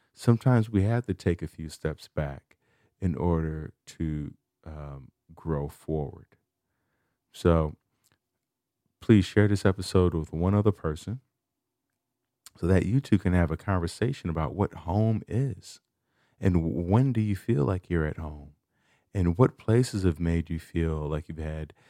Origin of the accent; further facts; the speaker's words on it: Chicago, Illinois, United States; moved away; I'm from Chicago.